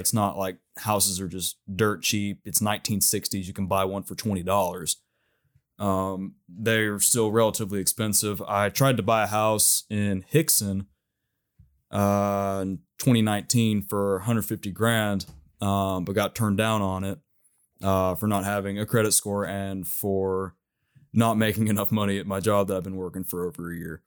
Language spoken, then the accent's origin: English; Knoxville, Tennessee, United States; my hometown here